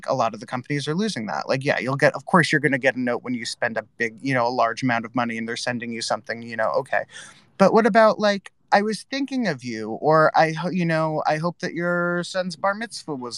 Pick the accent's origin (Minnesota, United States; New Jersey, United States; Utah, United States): New Jersey, United States; Northern; I grew up in Northern New Jersey